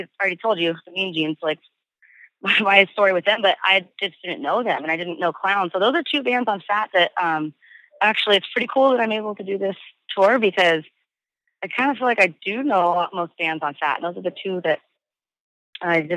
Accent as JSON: {"language": "English", "region": "Southern California", "country": "United States", "tie": "born or raised there", "said": "we've growing up in Southern California"}